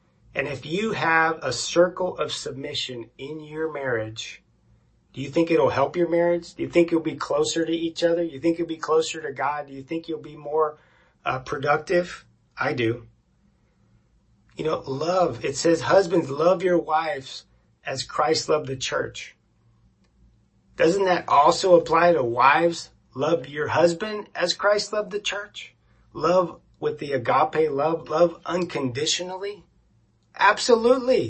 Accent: Florida, United States; we grew up in Florida in a very conservative family

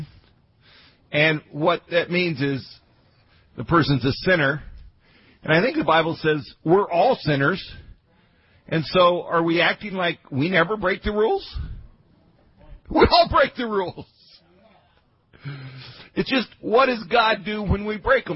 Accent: Grand Junction, Colorado, United States; I grew up in Grand Junction, Colorado.

